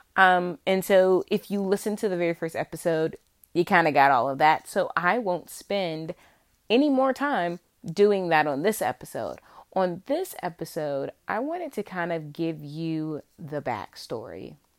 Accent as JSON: {"language": "English", "region": "central Virginia", "country": "United States", "tie": "born or raised there", "said": "born and raised in Virginia, still living in Virginia"}